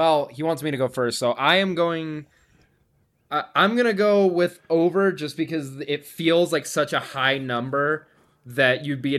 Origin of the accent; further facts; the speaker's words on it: Nevada, United States; Yeah, I'm from Nevada, baby.